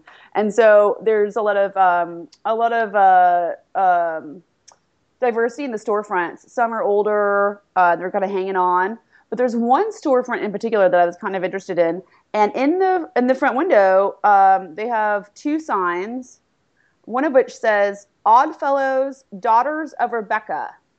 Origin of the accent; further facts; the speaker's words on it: East Coast, United States; also born or lived in Los Angeles, California; I grew up on the East Coast. I was born in Los Angeles, and then my family moved east.